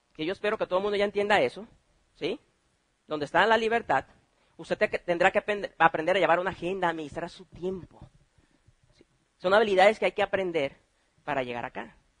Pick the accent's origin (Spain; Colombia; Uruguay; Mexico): Mexico; somos buenos mexicanos